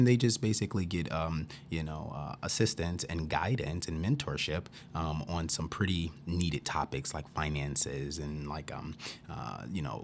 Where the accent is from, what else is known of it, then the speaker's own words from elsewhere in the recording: Chicago, Illinois, United States; moved away as an adult; also born or lived in Wisconsin / New York / Georgia; now in Dubuque, United States; originally I'm from the Chicago area, and so by being born and raised in Chicago